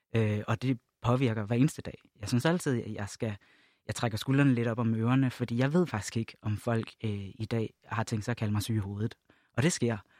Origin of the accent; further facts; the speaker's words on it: Jutland, Denmark; now in Copenhagen, Denmark; jeg voksede op i Jylland